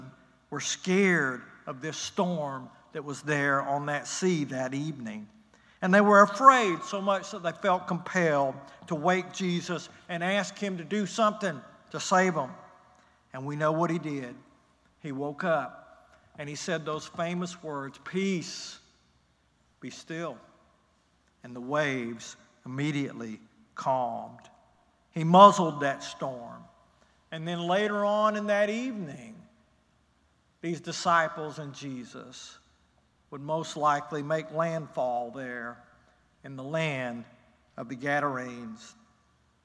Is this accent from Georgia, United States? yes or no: yes; Newnan, Georgia, United States; I don't usually say Noonan, Georgia